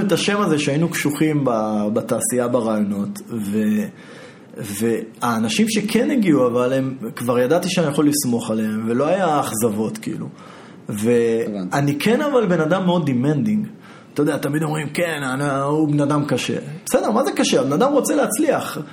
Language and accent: Hebrew; Israel; אני ישראלי